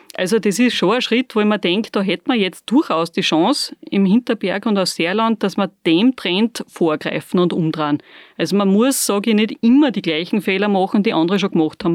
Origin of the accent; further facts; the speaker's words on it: Bad Aussee, Styria, Austria; bisschen sind wir noch in der Insel der Seligen in Aussee